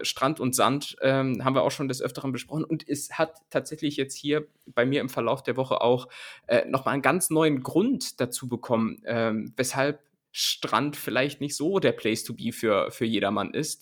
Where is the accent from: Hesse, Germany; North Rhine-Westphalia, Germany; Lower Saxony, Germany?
Lower Saxony, Germany; home region containing Bad Pyrmont; in meiner, in meiner Heimat, ähm, die Stadt Bad Pyrmont